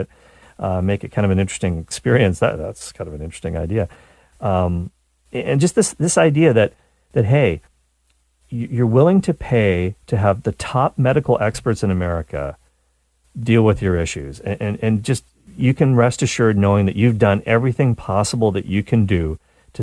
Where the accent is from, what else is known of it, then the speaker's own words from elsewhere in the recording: Canada; I'm a Canadian